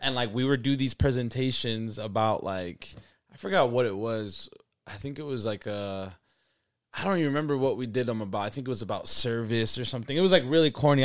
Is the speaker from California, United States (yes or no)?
no; Salt Lake City, Utah, United States; I'm from Salt Lake City, Utah. You know, I grew up here, born and raised